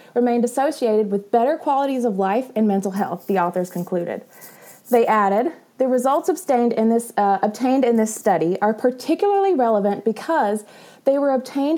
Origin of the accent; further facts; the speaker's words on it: the South, United States; I'm from the South. It's whatever I want.